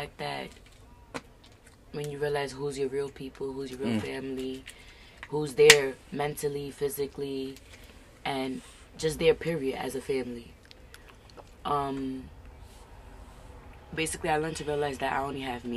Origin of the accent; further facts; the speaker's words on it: New York City, New York, United States; now in Newburgh, United States; In the city. In the Bronx